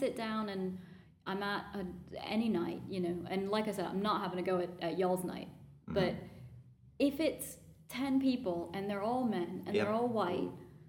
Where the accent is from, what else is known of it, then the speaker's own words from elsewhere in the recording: United States; the fact that I'm American